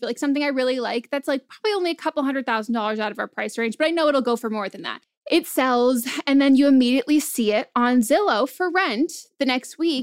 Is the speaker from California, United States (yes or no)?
yes; Marin County, California, United States; I grew up in Marin County, like a very expensive place